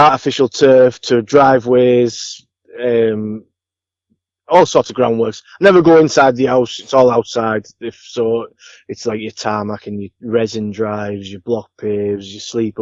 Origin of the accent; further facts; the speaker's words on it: Billingham, North East England, United Kingdom; I'm from Billingham, which is in Teesside, which is not far from Middlesbrough, in the middle of Middlesbrough and Hartlepool. I've been here all my life.